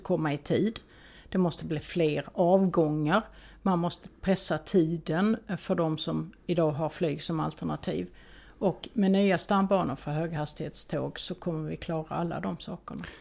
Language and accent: Swedish; Skåne, Sweden; vi skåningar